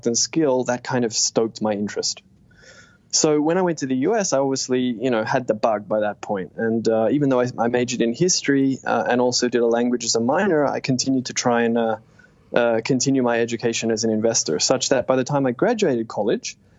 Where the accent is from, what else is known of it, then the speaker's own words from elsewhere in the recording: Sydney, New South Wales, Australia; moved away as an adult; also born or lived in United States; Originally, I grew up in Sydney, Australia